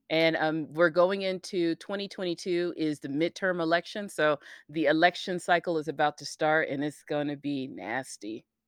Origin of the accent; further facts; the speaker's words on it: United States; as an American